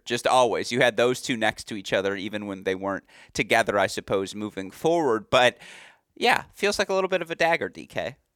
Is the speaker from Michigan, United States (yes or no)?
yes; West Bloomfield, Michigan, United States; I grew up training. Shout out Sports Club West Bloomfield